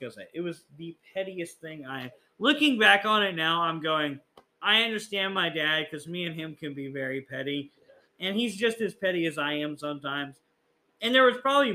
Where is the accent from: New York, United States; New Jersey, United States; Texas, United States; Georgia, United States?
Texas, United States; I'm from Texas